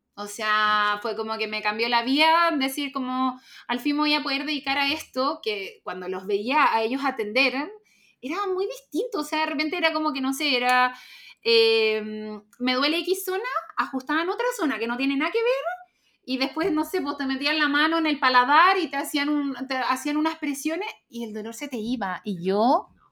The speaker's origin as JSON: {"language": "Spanish", "area": "Calera de Tango", "region": "Santiago Metropolitan Region", "country": "Chile", "said": "vivía en el campo, en Calortango"}